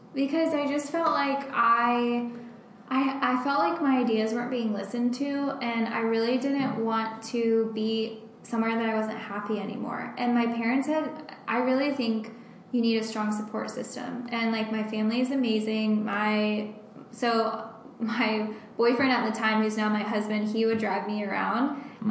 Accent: Bradenton, Florida, United States; also born or lived in Orlando, Florida; I'm from Bradenton, which is on the west coast of Florida.

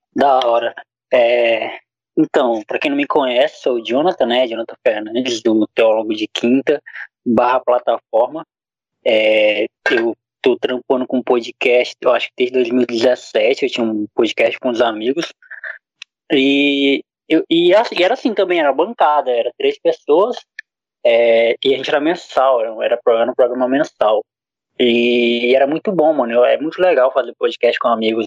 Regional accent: Acre, Brazil; eu sou do Acre

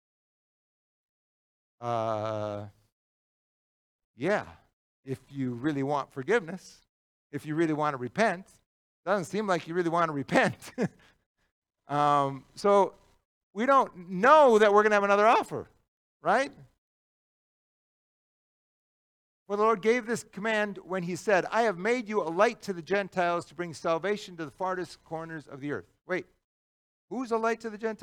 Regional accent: United States; we as white American Christians

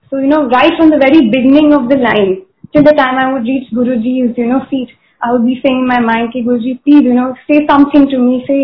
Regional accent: Mumbai, Maharashtra, India; I'm from Bombay.

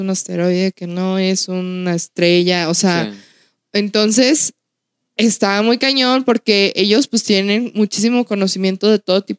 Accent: Mexico; el lugar donde yo somos, de, de Outland, es un lugar que se caracteriza porque ha habido muchos avistamientos.

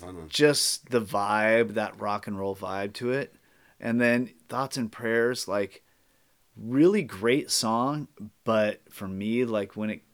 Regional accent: Seattle, Washington, United States; I'm from Seattle and I hear all the Seattle stuff in it and I'm like, oh, I really identify with that.

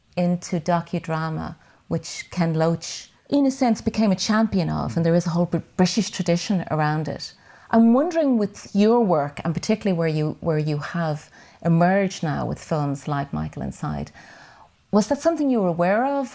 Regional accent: Dublin, Leinster, Ireland; I grew up in Whitehall at the other, uh, corner of Ballymun and the flats

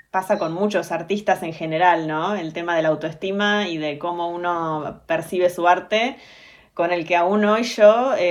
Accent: Olavarría, Buenos Aires Province, Argentina; born there; also born or lived in Bahía Blanca; Soy nacida en Olavarría

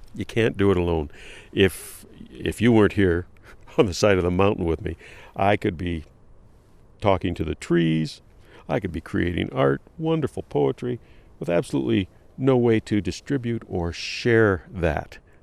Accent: Detroit, Michigan, United States; also born or lived in Columbus, Ohio; I was born in, in the Midwest, in Columbus, Ohio, raised in Detroit on the West Side

